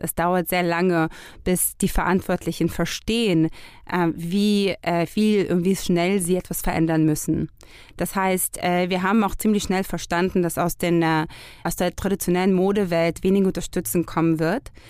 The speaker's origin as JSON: {"language": "German", "country": "Israel", "moved": "yes", "lives_now": "Germany", "said": "wir kommen ja aus Israel."}